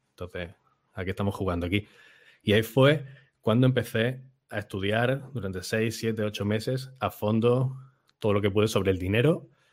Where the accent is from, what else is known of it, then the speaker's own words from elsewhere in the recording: Málaga, Andalusia, Spain; nací en Málaga, que está al sur de Europa y al sur de España, cerquita de África